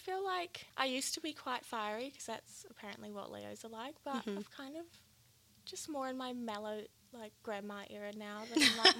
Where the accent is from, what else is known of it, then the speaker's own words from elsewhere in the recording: New Zealand; now in Australia; I'm one of the social media assistants here at White Fox and I'm from New Zealand.